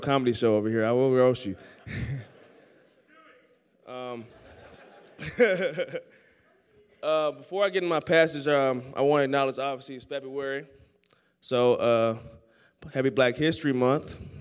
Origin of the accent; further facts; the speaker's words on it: Oakland, California, United States; moved away as an adult; now in Sterling, United States; I grew up in Oakland, California, the church, man.